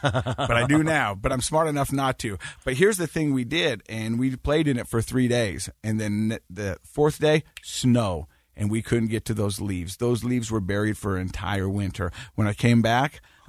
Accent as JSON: {"language": "English", "region": "Utah", "country": "United States", "said": "I'm from Utah."}